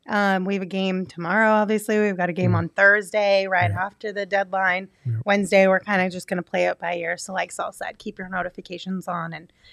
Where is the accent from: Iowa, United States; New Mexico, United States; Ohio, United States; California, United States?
New Mexico, United States; now in Arizona, United States; I grew up in New Mexico. Now I live in Arizona. What is this?